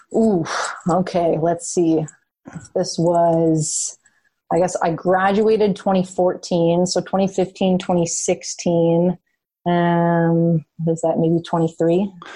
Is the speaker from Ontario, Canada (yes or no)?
yes; just outside of Toronto, Ontario, Canada; I grew up just outside of Toronto, so I grew up Canadian.